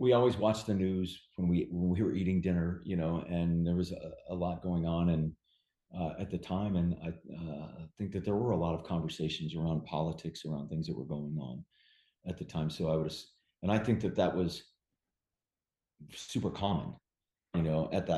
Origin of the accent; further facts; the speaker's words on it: Bay Area, California, United States; growing up in the Bay Area